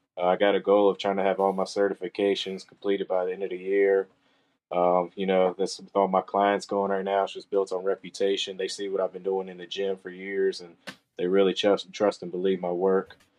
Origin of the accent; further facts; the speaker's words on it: Roanoke, Virginia, United States; also born or lived in Vinton, Virginia; I'm from Roanoke, Virginia, born and raised